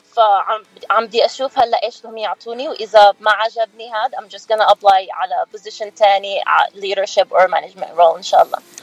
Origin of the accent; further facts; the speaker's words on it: Nablus, West Bank, Palestine; moved away as an adult; now in Philadelphia, United States; أنا كنت مولودة بفلسطين وكنت آه، أجي وأروح بين بنسلفانيا وفلسطين لأنه كان بابا عايش هون وماما كانت هناك فتربيت بين بيي وأمي